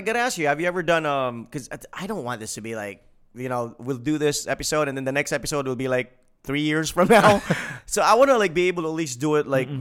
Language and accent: English; Mindanao, Philippines; we're from Mindanao